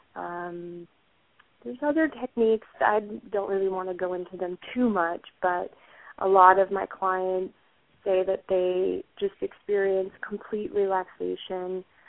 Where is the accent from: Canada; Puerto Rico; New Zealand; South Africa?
Puerto Rico; moved away; I am originally from Puerto Rico